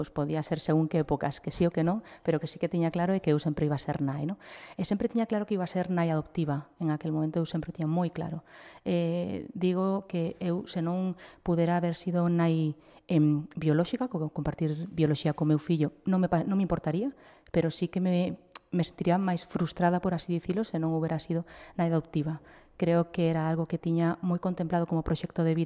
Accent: Chapela, Galicia, Spain; Pois eh, eu sempre vivín en Chapela, eh, nunca me quixen marchar dali, eu son sempre digo que son moito máis de barrio que de cidade

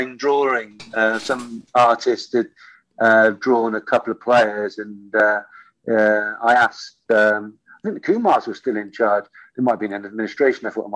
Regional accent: Bristol, South West England, United Kingdom; I was a Bristol City supporter

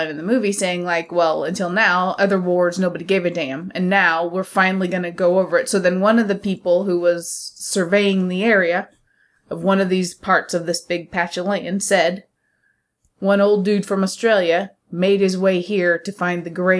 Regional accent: United States; I don't represent all Americans, but I can probably say most schools we don't learn about Gallipoli.

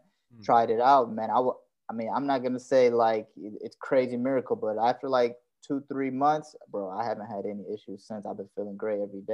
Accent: Detroit, Michigan, United States; now in Tennessee, United States; I'm from Detroit.

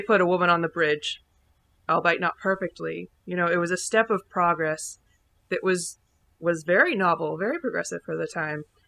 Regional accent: Indianapolis, Indiana, United States; we're from Indy

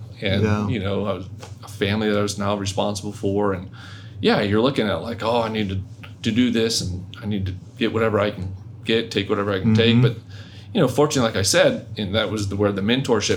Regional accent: North Florida, United States; moved away; I wasn't from down here. I was originally from North Florida

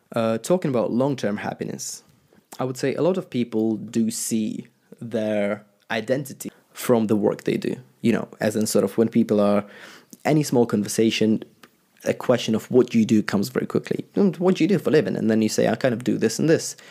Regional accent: Ukraine; I used to be an Orthodox Christian, uh, growing up in Ukraine

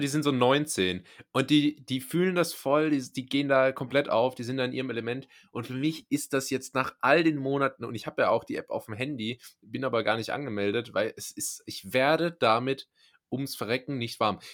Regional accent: Rhineland-Palatinate, Germany; ich komme ja aus der Pfalz

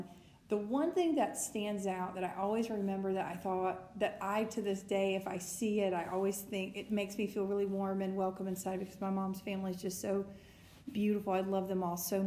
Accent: Mississippi, United States; I'm from Mississippi

